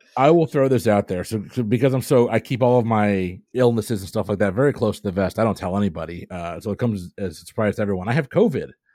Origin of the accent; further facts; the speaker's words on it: United States; I'm American